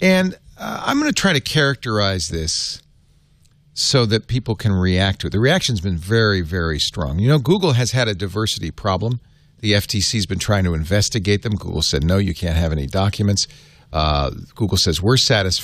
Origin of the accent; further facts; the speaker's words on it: Providence, Rhode Island, United States; moved away; I grew up in Providence, Rhode Island